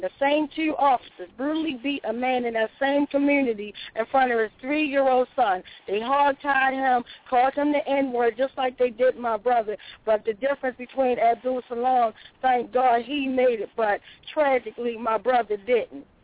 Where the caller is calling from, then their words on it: Baltimore, Maryland, United States; I'm calling from Baltimore